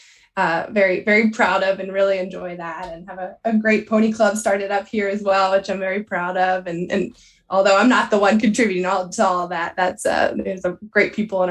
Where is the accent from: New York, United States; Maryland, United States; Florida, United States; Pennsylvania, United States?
Pennsylvania, United States; Southeast; I grew up in Southeast Pennsylvania in Pony Club background here